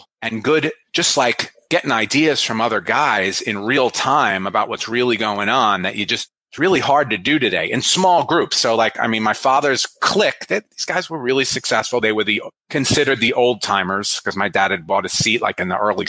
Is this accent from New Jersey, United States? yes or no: yes; New Jersey, United States; I grew up in New Jersey, just outside of New York City